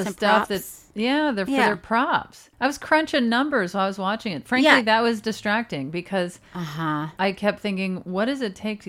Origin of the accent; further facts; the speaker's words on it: Mississippi, United States; I'm from Mississippi.